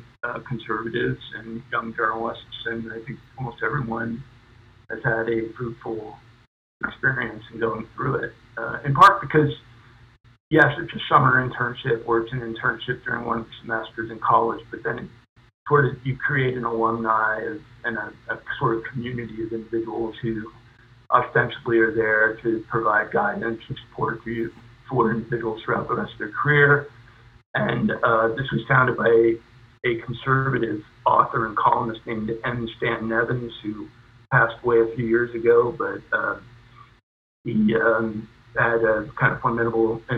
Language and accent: English; Lehigh Valley, Pennsylvania, United States; moved away as an adult; also born or lived in Miami, Florida; I grew up in the Lehigh Valley region of Pennsylvania